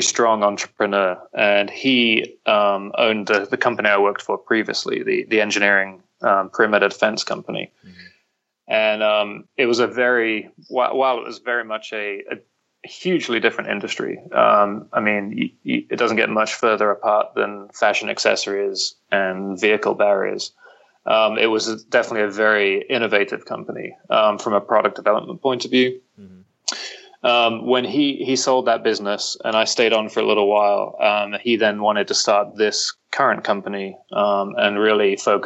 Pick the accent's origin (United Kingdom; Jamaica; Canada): United Kingdom; London; moved away as an adult; now in Nashville, United States; I'm originally from the UK. I'm from London.